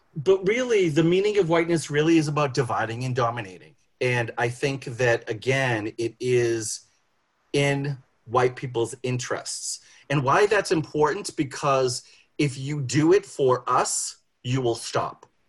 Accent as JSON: {"language": "English", "town": "Boston", "region": "Massachusetts", "country": "United States", "tie": "born or raised there", "said": "I grew up in Boston."}